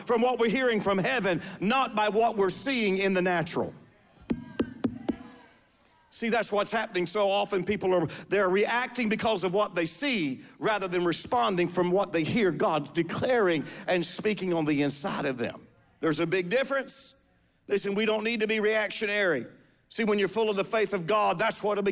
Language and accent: English; the South, United States; we're from the South